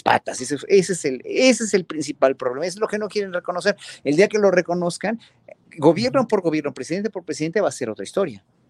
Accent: Mexico; tenemos los mexicanos

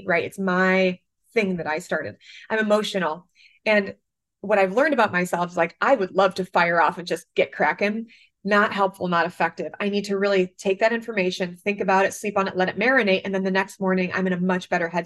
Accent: Michigan, United States; moved away as an adult; now in New York, United States; growing up in Michigan, I never even saw an argument until I moved to New York 14 years ago

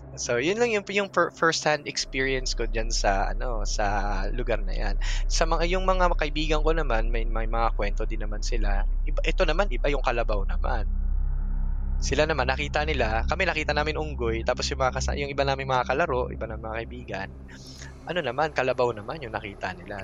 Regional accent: Antipolo, Calabarzon, Philippines; I'm actually from Antipolo City.

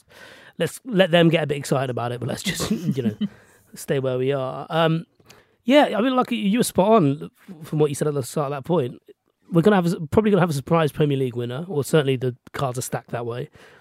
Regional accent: England, United Kingdom; I'm English born and raised. My parents are from Sri Lanka.

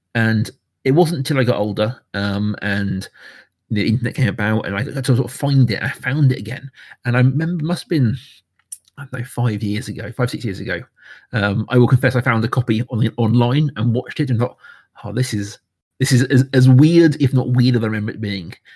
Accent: United Kingdom; I am a Brit

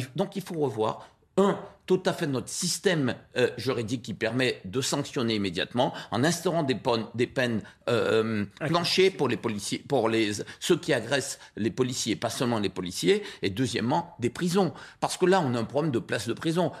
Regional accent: Guadeloupe; Je suis guadeloupéen, mais je viens de, cette immigration libanaise qui s'est installée en Guadeloupe

